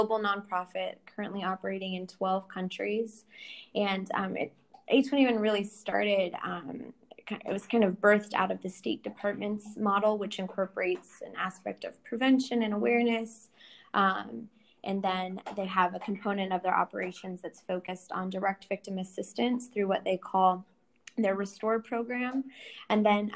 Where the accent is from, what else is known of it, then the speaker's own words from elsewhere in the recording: Southern Oregon, United States; Growing up in Southern Oregon, where we're both from